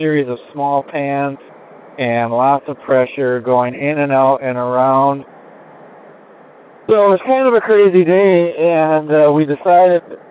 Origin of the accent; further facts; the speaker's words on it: Cedarburg, Wisconsin, United States; my hometown, all the students in Cedarburg, Wisconsin